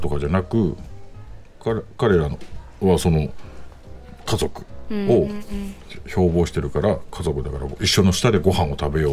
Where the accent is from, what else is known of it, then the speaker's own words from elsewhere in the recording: Sapporo, Hokkaido, Japan; 出身は札幌市南区です。